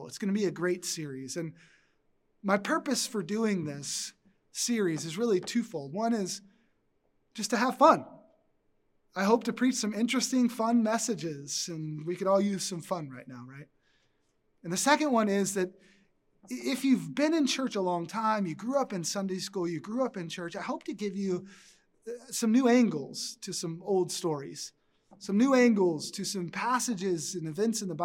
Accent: Texas, United States; moved away; I grew up in Texas

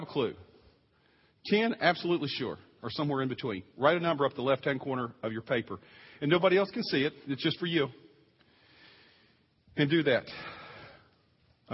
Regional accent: East Coast, United States; moved away; I'm from the East Coast, too.

